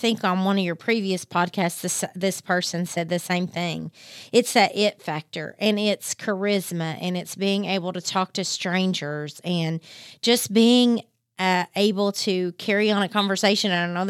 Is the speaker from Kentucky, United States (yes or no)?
yes; Harlan County, Kentucky, United States